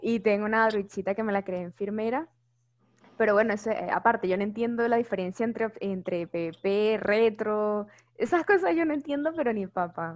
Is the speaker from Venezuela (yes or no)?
yes; Caracas, Capital District, Venezuela; soy era de Caracas, soy de Caracas